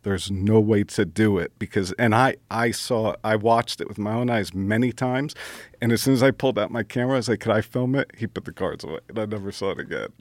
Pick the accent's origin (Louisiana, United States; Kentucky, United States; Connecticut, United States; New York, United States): New York, United States; Brooklyn; I didn't have a, a dad growing up in Brooklyn